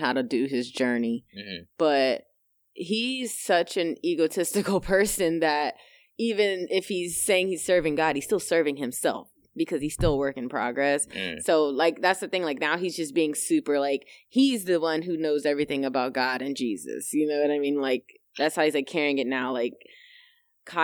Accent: United States; us being African American

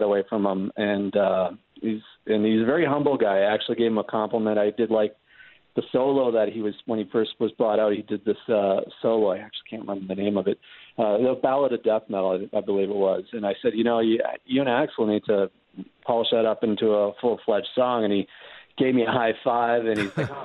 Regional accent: Canada; I'm from Canada

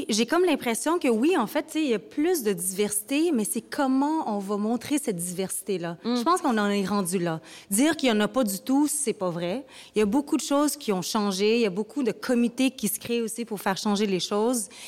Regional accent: Vietnam; je ne suis pas japonaise, je suis vietnamienne.

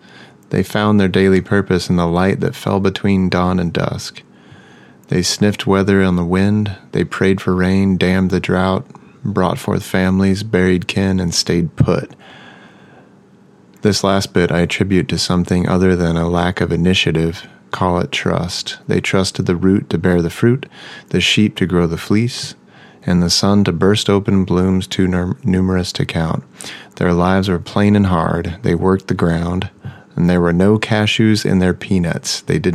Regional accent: Oklahoma, United States; I grew up in Oklahoma.

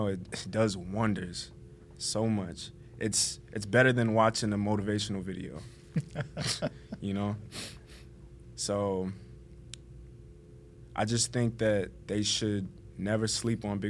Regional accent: Miami, Florida, United States; I grew up in Little Haiti 18 years

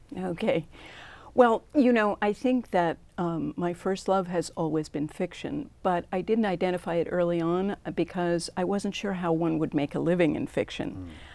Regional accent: New England, United States; I grew up in New England

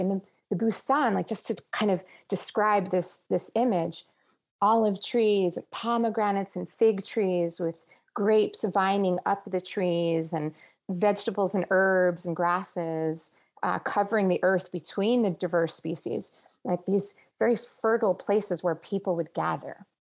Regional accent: New Jersey, United States; also born or lived in Israel / Palestine; now in Los Angeles, United States; I was born in New Jersey on the East Coast

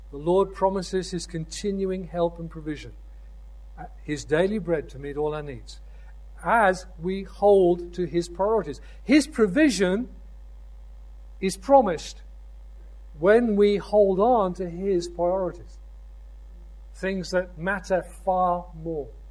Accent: United Kingdom; I'm a citizen of the United Kingdom

